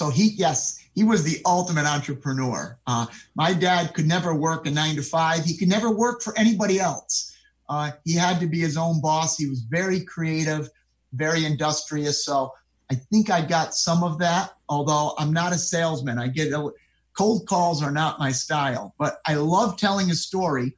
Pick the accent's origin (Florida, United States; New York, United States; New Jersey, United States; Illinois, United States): New York, United States; Rotterdam; I grew up in Rotterdam, which is a town in Schenectady County.